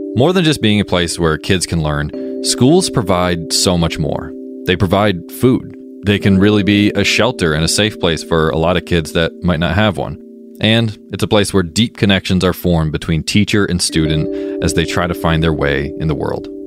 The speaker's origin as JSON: {"language": "English", "town": "Mount Holly", "region": "Vermont", "country": "United States", "tie": "born or raised there", "said": "my hometown, Mount Holly, Vermont"}